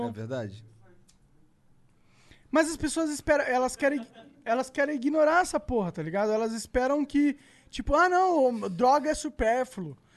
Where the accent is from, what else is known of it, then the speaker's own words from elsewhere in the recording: Rio de Janeiro, Brazil; Não, ele eu é, sou do Rio.